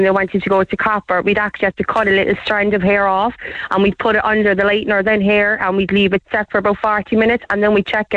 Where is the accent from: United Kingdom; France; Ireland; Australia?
Ireland; Cork, Munster; I'm from Hollyhill